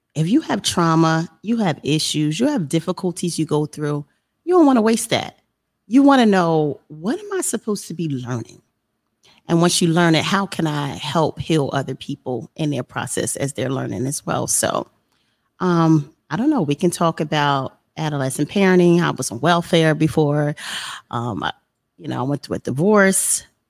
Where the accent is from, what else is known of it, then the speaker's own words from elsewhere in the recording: Trenton, New Jersey, United States; moved away as an adult; now in South Carolina, United States; I'm from Trenton, New Jersey, which is a you know inner city area in New Jersey, and there was a lot going on. I grew up in the 80s and the 90s